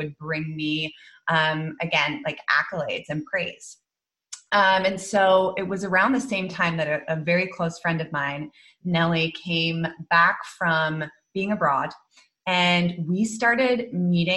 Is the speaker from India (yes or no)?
no; Netherlands; moved away as an adult; also born or lived in London, United Kingdom / United States; I actually grew up in the Netherlands. I was born in London, moved to the Netherlands when I was 6 and grew up there, went to a Dutch school.